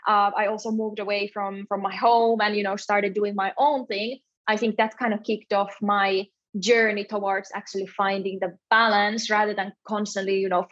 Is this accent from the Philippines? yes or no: no; Finland; also born or lived in south of Spain; now in Spain; I'm originally from Finland, but yeah, I live in the south of Spain